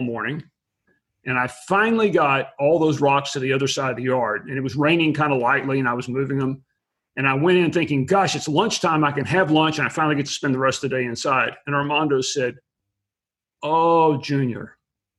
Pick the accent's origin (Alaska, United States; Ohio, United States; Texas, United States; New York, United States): Texas, United States; Abilene; I was born and raised in West Texas in a small town called Abilene